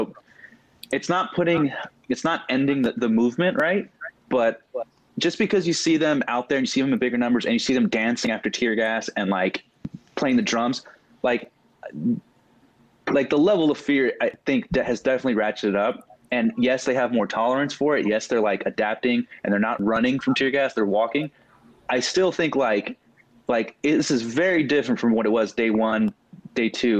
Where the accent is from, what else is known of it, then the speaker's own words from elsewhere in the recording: Santa Ana, California, United States; now in Portland, United States; I'm from Santa Ana, California.